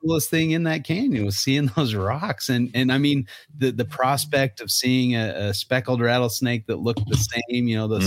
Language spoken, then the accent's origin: English; Utah, United States; growing up in Utah and being there when I was a kid